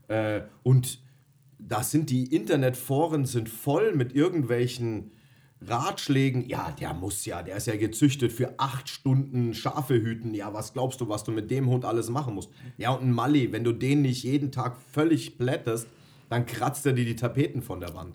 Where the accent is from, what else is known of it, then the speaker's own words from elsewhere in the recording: Bavaria, Germany; Ich komme gebürtig aus Bayern